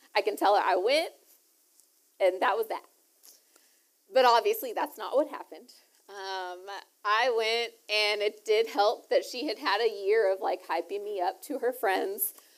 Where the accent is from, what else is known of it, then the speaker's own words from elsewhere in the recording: Lufkin, Texas, United States; also born or lived in Houston, Texas; I grew up in East Texas